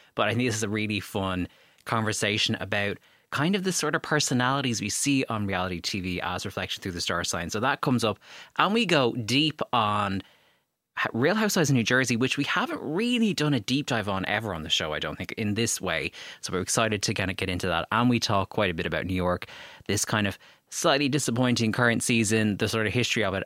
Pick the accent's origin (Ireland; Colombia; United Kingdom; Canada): Ireland